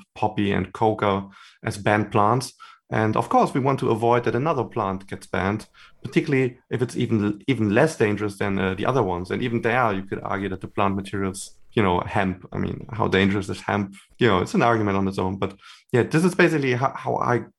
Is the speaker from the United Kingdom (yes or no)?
no; Germany; I'm from Germany originally, and I'm also based now in Germany.